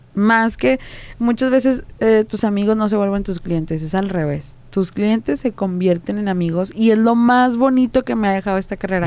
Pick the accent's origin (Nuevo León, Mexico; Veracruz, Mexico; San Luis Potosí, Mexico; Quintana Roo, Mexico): Nuevo León, Mexico; Juárez; los que somos de aquí en Monterrey, este, pues yo hablo de que soy de, de Juárez